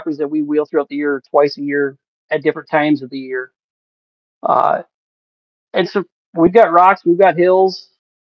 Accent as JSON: {"language": "English", "town": "Manchester", "region": "Iowa", "country": "United States", "said": "I'm from Manchester, Iowa"}